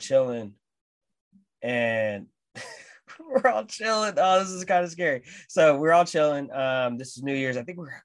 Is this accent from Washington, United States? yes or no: yes; Seattle, Washington, United States; from here. And like, from Seattle.